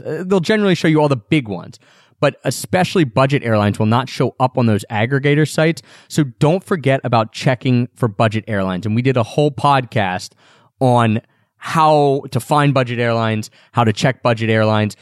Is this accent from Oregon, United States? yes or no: no; Philadelphia, Pennsylvania, United States; We're both from Philadelphia